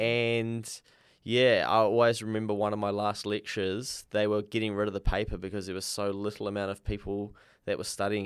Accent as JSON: {"language": "English", "town": "Dannevirke", "region": "Manawatū-Whanganui", "country": "New Zealand", "tie": "born or raised there", "said": "I grew up in Danyburgh and went to a small rural school out in the country"}